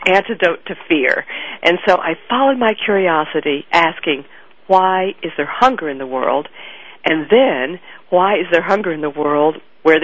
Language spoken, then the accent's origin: English; Fort Worth, Texas, United States; I grew up in Texas, in Fort Worth, Texas, in the 1950s and 60s